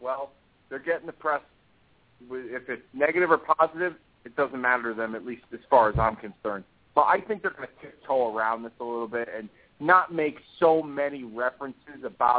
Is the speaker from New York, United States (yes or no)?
no; Hartford, Connecticut, United States; my hometown of Hartford, Connecticut